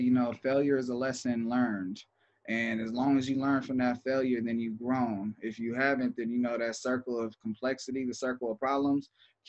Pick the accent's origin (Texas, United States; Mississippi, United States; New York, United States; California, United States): California, United States; Los Angeles; growing up in California, period, like I grew up in L.A.